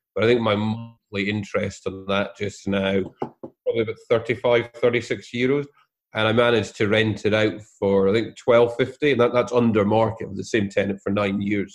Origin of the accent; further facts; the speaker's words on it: Scotland, United Kingdom; I'm Scottish